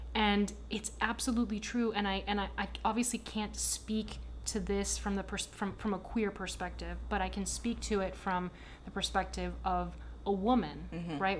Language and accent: English; Miami, Florida, United States; accent: American apple pie; If I'm not in Miami and someone asks me where I'm from, I say, "Oh, I'm American. I'm from Miami."